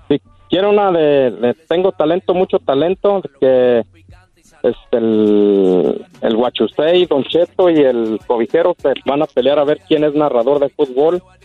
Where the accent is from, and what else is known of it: Casas Viejas, Michoacán, Mexico; born or raised there